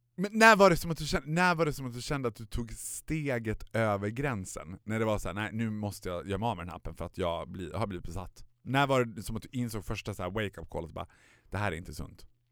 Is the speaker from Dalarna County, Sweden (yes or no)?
yes; Borlänge, Dalarna County, Sweden; moved away; Jag var hemma i Borlänge